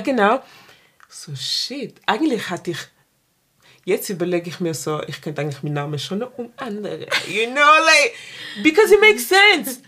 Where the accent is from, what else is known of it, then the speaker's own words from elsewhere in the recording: Basel, Basel-Stadt, Switzerland; ich bin in der Stadt aufgewachsen, Basel-Stadt